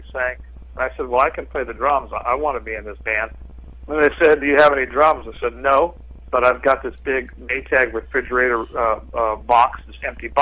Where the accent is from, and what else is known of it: Los Angeles, California, United States; born or raised there